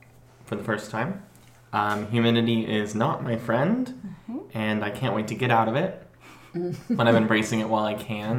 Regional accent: Chico, California, United States; now in Portland, United States; I am born and raised in Chico, California. I was born and raised in Chico, California. I now live in Portland, Oregon

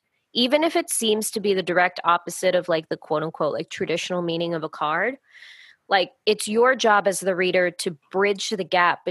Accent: United States; as an American

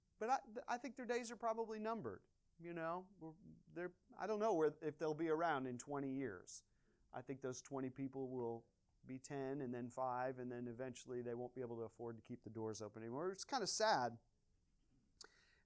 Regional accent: Washington, Missouri, United States; moved away; My hometown is Washington, Missouri

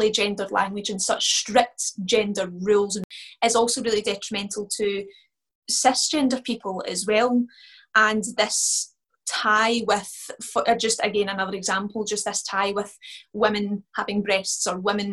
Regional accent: west of Scotland, United Kingdom; part of being Scottish and particularly from the west of Scotland

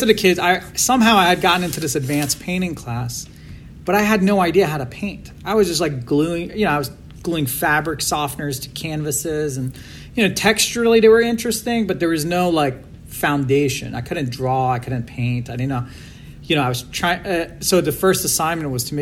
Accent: Virginia, United States; also born or lived in Iran; I grew up in Virginia, right outside of DC

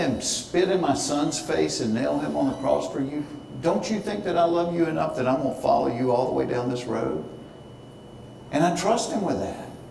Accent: Hapeville, Georgia, United States; I grew up in Hayteville, down by the airport, where the first dwarf house

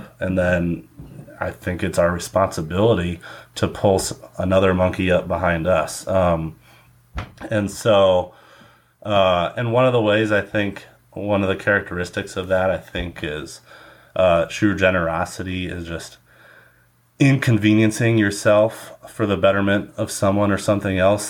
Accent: Cleveland, Ohio, United States; also born or lived in Valparaiso, Indiana; now in Indianapolis, United States; I'm originally from Cleveland, Ohio

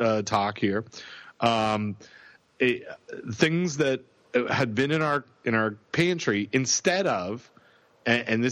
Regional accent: Canada; me being Canadian

